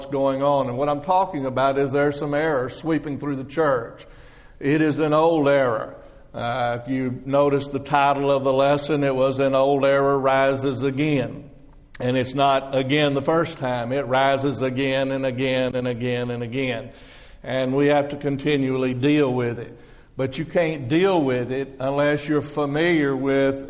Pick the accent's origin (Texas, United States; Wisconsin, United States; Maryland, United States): Texas, United States; now in Florida, United States; I'm not from Florida. I just live there. I'm from Texas.